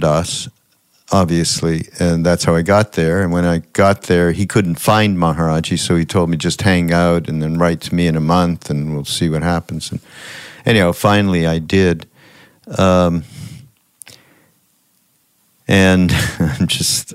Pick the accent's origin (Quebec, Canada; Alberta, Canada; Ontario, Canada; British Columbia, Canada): Quebec, Canada; Montreal; I grew up Jewish in Montreal